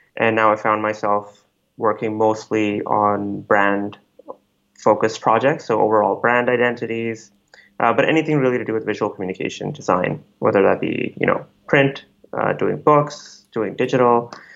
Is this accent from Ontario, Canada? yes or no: no; Calgary, Alberta, Canada; also born or lived in Delhi, India / Jubail, Saudi Arabia; now in Vancouver, Canada; So I spent most of my childhood in Calgary in the cold.